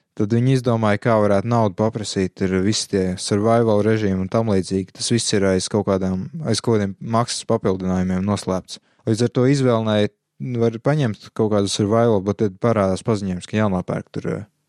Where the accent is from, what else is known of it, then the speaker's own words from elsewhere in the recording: Latvia; viss, kas mums latviešiem īstenībā ir, ir valoda